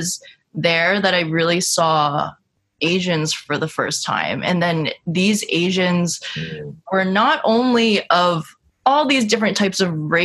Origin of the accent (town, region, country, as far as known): upstate New York, United States; born or raised there; moved away as an adult; also born or lived in Washington, D.C.